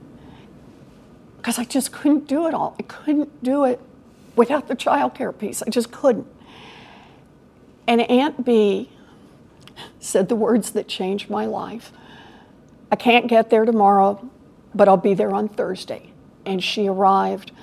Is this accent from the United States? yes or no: yes; Oklahoma, United States; now in Massachusetts, United States; I grew up in Oklahoma